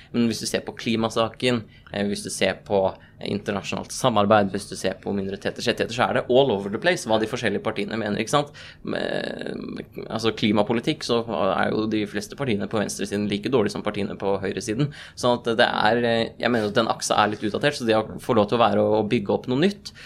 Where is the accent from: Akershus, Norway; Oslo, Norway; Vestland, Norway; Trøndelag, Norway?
Akershus, Norway; Nordre Follo; jeg har fått vært innvalgt i kommunestyret i Nordre Follo, hvor vi begge er fra